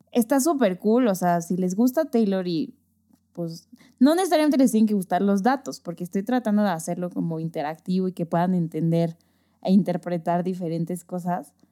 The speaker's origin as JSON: {"language": "Spanish", "region": "Yucatán", "country": "Mexico", "accent": "Yucatecan", "said": "siento que recuperé mi acento yucateco porque no hablábamos tanto"}